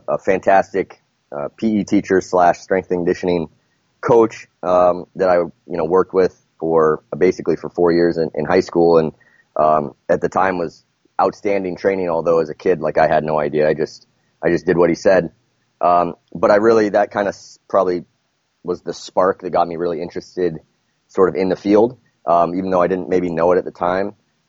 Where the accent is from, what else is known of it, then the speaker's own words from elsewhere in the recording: Seattle, Washington, United States; also born or lived in Massachusetts; now in Lowell, United States; I grew up in Seattle, Washington, on the West Coast